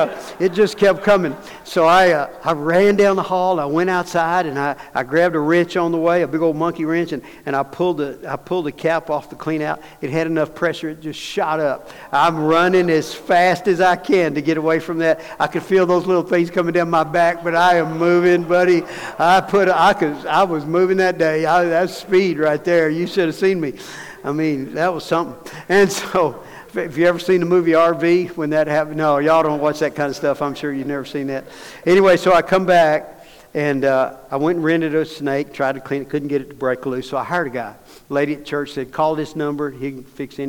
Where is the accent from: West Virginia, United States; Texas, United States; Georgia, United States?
Texas, United States; Dallas; I'm from Dallas